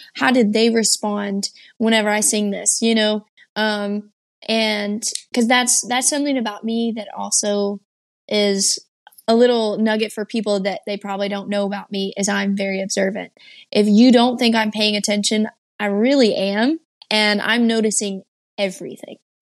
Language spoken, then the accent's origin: English; Texas, United States; also born or lived in Georgia, United States; my eighth grade year, I moved from Georgia back to Texas and jumped straight into school